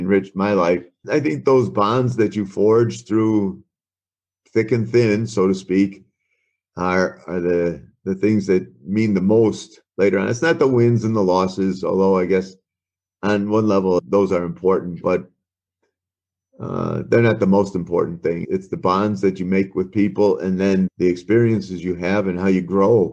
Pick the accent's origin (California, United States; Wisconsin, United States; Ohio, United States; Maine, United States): Wisconsin, United States; moved away as an adult; also born or lived in Oklahoma / Chicago, Illinois / Arizona; growing up in Wisconsin and then moving to Chicago